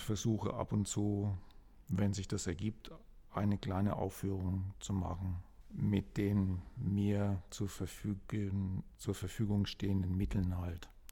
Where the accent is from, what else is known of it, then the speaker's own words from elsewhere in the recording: Kronach, Bavaria, Germany; also born or lived in Frankfurt; zurückzukommen nach Kronach, wo ich aufgewachsen bin und eigentlich in meinem Elternhaus zu leben